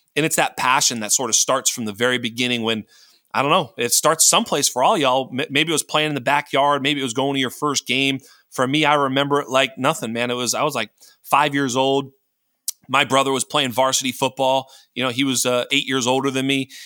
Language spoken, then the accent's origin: English; Boston, Massachusetts, United States; I'm from Boston